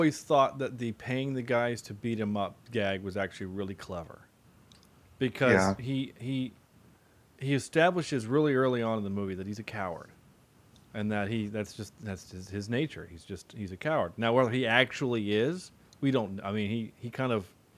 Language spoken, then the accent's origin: English; the South, United States; we're from the South, and we know what actual Southern accents sound like